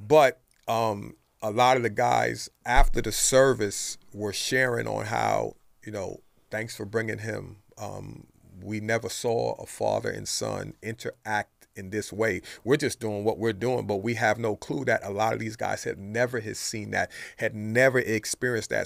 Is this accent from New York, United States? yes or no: yes; New York City, New York, United States; moved away; also born or lived in Brooklyn, New York; grew up in New York City in the Bronx